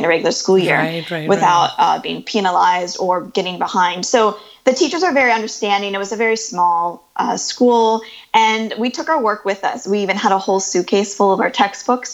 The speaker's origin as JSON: {"language": "English", "region": "Ohio", "country": "United States", "tie": "born or raised there", "said": "So we grew up in a small town in the Midwest in the U.S."}